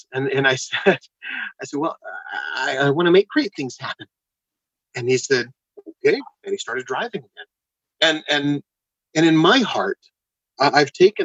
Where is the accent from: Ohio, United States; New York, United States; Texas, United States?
Texas, United States; San Antonio; I grew up in Texas and San Antonio